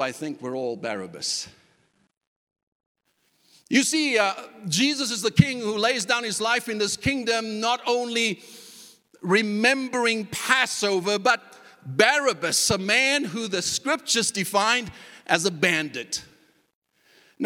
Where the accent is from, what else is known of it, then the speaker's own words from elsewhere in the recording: South Africa; moved away; a culture that I was even accustomed to growing up in South Africa